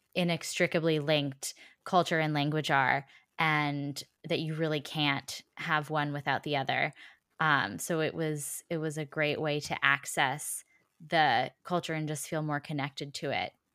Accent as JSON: {"language": "English", "country": "United States", "accent": "American", "said": "I still had an American accent"}